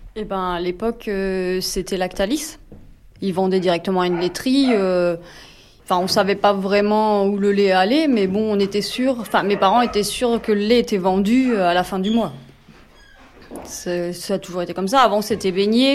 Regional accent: France; Ça appartenait à mon grand-père, puis à mon père et puis euh, là on s'est installés tous les deux

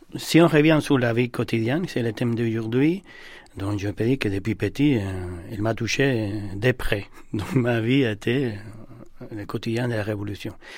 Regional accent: Cuba; now in France; je suis né à Cuba

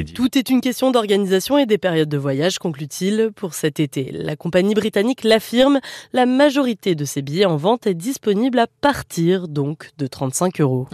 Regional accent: Muret, Occitania, France; moved away as an adult; also born or lived in Toulouse; now in Lisbon, Portugal; Je suis né à Toulouse, j'ai grandi à, à Muret

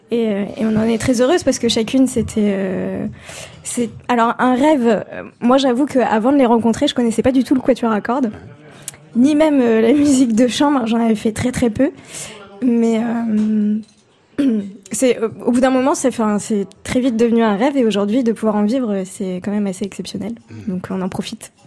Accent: Paris, Île-de-France, France; je suis parisienne

